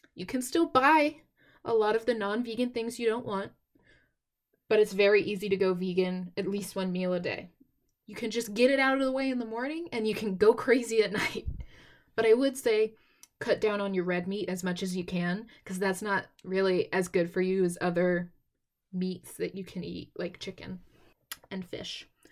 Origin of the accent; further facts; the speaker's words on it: Texas, United States; I'm from Texas